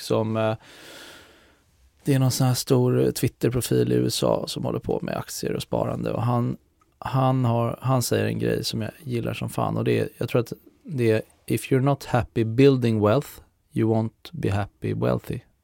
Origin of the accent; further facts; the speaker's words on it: Lidingö, Stockholm County, Sweden; moved away as an adult; now in Stockholm, Sweden; jag är ju från Lidingö så att eh, nu har jag bott i stan sedan jag flyttade hemifrån för 10-15 år sedan